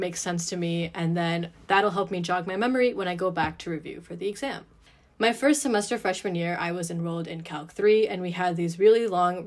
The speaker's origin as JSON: {"language": "English", "town": "Troy", "region": "Michigan", "country": "United States", "said": "I am currently a junior from Troy, Michigan"}